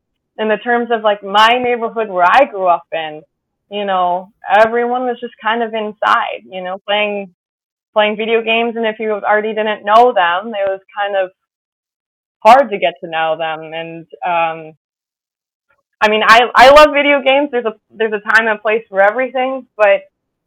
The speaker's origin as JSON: {"language": "English", "country": "United States", "moved": "as an adult", "lives_now": "Heidelberg, Germany", "said": "As an American"}